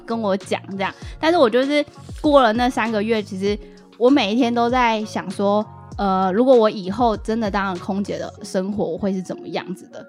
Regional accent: Keelung, Taiwan; 虽然是基隆人，但是我大学是读台艺大戏剧系

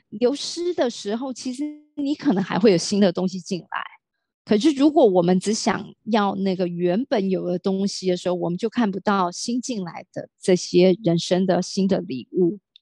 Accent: Taiwan; 我的父亲是从大陆移民到台湾，我是最早，而且也是刚好家里面的第一个老大，然后再，在嗯。台湾呢出生长大

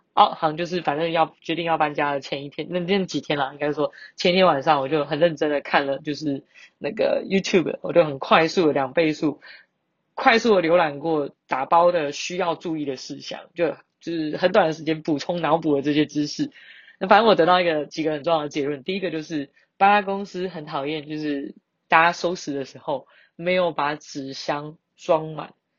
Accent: Banqiao, New Taipei, Taiwan; 板桥是我的故乡

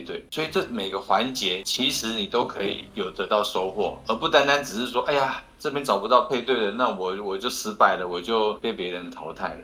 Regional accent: Taiwan; 我们台湾人

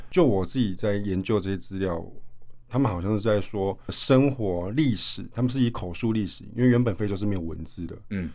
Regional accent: Taiwan; 世界音乐其实在我们台湾人的生活中，其实蛮，蛮常见的

